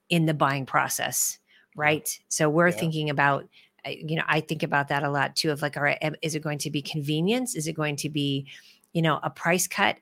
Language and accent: English; Midwest, United States; I'm a Midwesterner